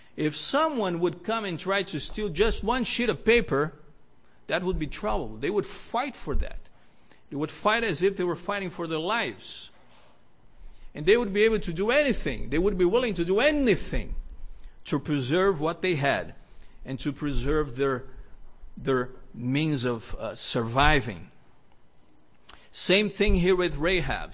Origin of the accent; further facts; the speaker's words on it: Brazil; moved away; also born or lived in Rio de Janeiro; I grew up in Brazil